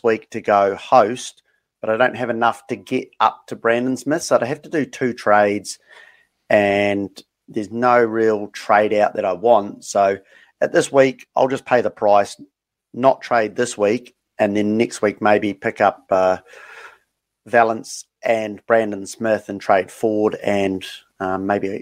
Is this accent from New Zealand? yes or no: yes; New Zealand; getting back to my hometown in New Zealand